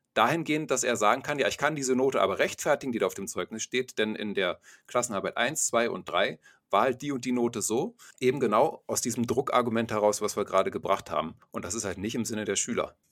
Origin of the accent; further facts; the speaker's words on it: Germany; bei uns in Deutschland